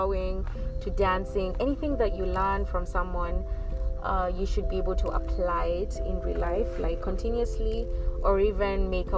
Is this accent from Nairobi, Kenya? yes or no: yes; Nairobi, Kenya; moved away as an adult; also born or lived in Egypt; now in Los Angeles, United States; I was born and raised in Nairobi, Kenya, and I have had the privilege to grow up